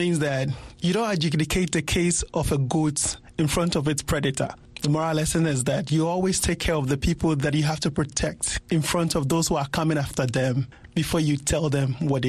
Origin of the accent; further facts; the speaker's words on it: Accra, Greater Accra, Ghana; first language Ga; English is a second language; I'm from Ghana and I'm from Accra. There's a proverb in my native language, Ga